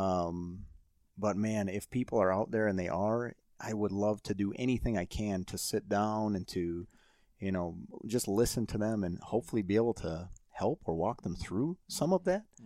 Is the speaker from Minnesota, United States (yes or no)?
yes; Saint Paul, Minnesota, United States; growing up in Saint Paul